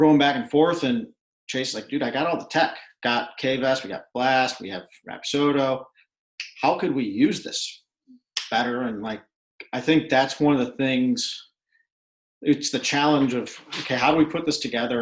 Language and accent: English; Cleveland, Ohio, United States; moved away as an adult; And I'm from Cleveland, grew up in Cleveland, called Cleveland home my whole life.